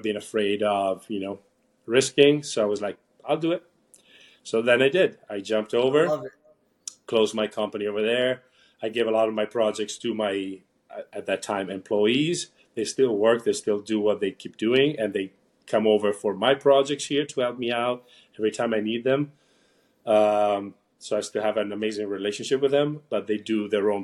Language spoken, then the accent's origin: English; Italy; moved away as an adult; now in United States; I was born and raised in Italy.